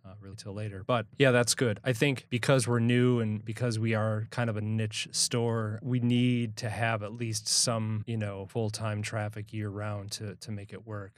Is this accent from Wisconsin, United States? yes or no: yes; Milwaukee, Wisconsin, United States; We're from Milwaukee